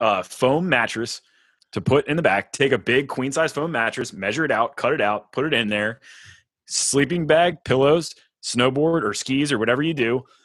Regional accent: North Carolina, United States; also born or lived in Virginia / Colorado; now in Fort Worth, United States; I've lived in the mountains of Virginia, and I'm from North Carolina

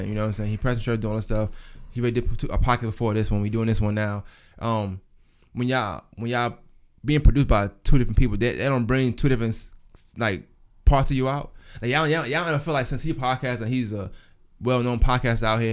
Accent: New York, United States; I'm a New Yorker for real.

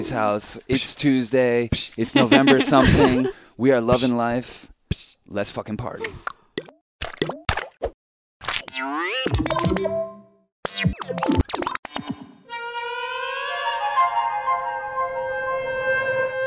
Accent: Peekskill, New York, United States; we were raised in Peekskill.

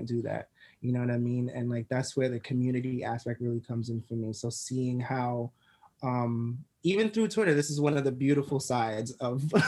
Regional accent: New York City, New York, United States; I grew up in Crown Heights, Brooklyn

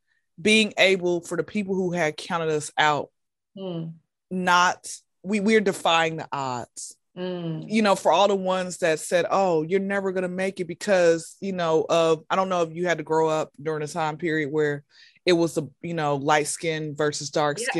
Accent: Atlanta, Georgia, United States; Born and raised in Atlanta, Georgia

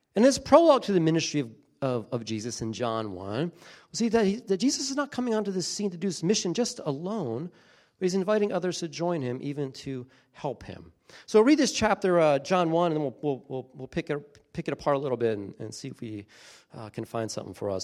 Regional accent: Beach Haven, New Jersey, United States; I grew up in a really small town in New Jersey, coastal New Jersey, little town called Beach Haven.

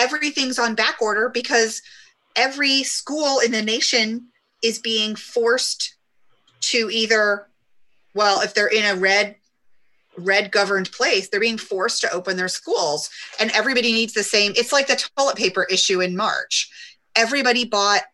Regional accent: Omaha, Nebraska, United States; now in Lincoln, United States; I'm from Omaha, which is the biggest city, and it's still such a small town. I run into people from high school everywhere I go in Omaha.

